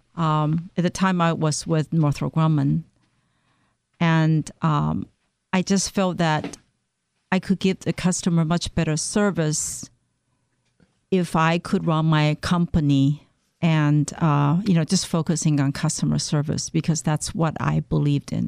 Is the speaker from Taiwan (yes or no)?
yes; Taiwan; moved away as an adult; now in Maryland, United States; I came from Taiwan. Um, I came to the United States to pursue advanced study in mass communication